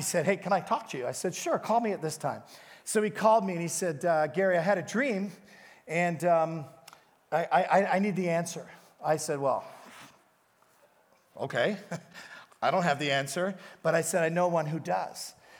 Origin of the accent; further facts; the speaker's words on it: Canada; He goes, who are you? And I go, I'm a pastor from Canada.